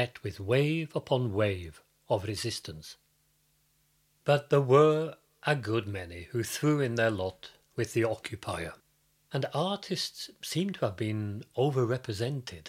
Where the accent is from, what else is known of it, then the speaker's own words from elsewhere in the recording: United Kingdom; also born or lived in Fredrikstad, Norway; now in Norway; Growing up in Britain